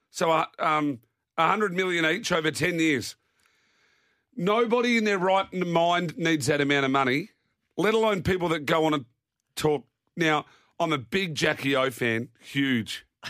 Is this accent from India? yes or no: no; Naracoorte, South Australia, Australia; moved away; my hometown of Narracort